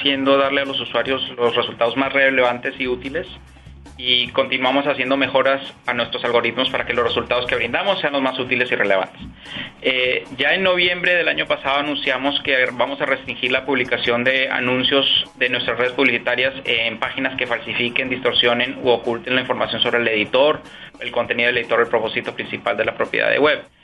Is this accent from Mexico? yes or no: no; Peru; moved away as an adult; also born or lived in Washington, D.C., United States; now in Ireland; Yo me crié en el Perú